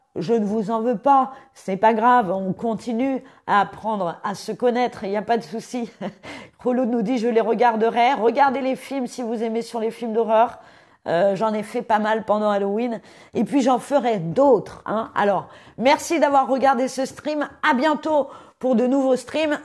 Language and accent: French; Paris, Île-de-France, France; J'ai grandi à Paris